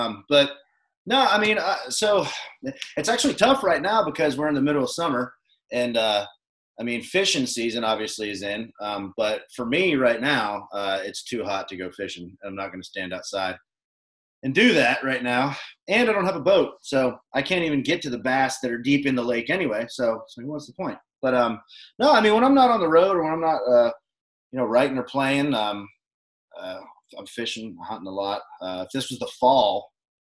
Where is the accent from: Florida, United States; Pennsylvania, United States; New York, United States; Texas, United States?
Pennsylvania, United States; moved away as an adult; now in Nashville, United States; I grew up in Pennsylvania